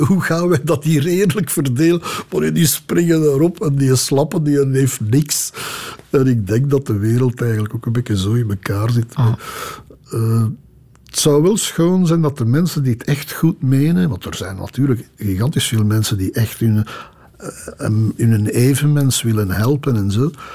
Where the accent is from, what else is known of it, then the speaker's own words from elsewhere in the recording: Belgium; accent: half Brussels; mijn dialect van vroeger, zo half Brussels.